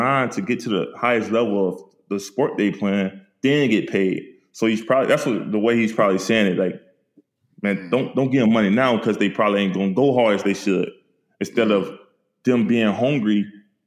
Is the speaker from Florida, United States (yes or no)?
yes; St. Petersburg, Florida, United States; I'm a kid from St. Petersburg, Florida, that we known for drugs and murders